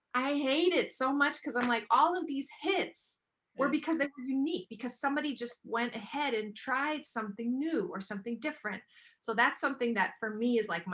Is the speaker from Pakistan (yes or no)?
no; Germany; I am half German, half American, born and raised in Germany.